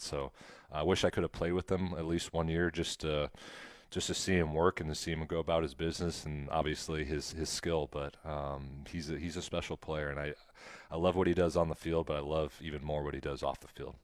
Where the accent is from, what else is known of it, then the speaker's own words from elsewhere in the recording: Nebraska, United States; I grew up in Nebraska